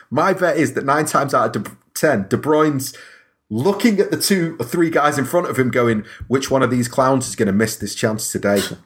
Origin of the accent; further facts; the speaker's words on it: Stockport, North West England, United Kingdom; I'm kinda from Stockport